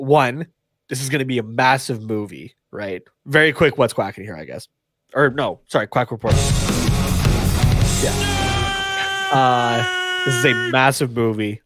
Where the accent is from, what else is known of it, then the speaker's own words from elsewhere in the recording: Canada; we're Canadian